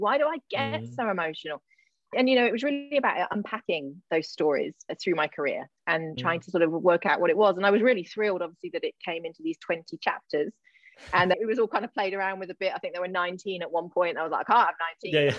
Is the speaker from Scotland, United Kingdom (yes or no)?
no; Gloucester, South West England, United Kingdom; a little place called Matson near my hometown of Gloucester